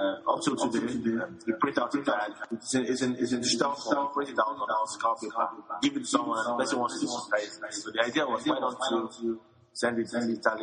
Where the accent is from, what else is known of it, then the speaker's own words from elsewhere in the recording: Nigeria; also born or lived in Lagos; I was born in Nigeria, city. King's College, Lagos, secondary school, university